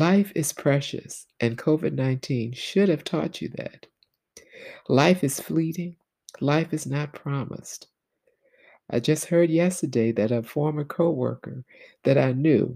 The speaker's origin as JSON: {"language": "English", "region": "the South", "country": "United States", "tie": "born or raised there", "said": "As a little girl, Black girl growing up in the South"}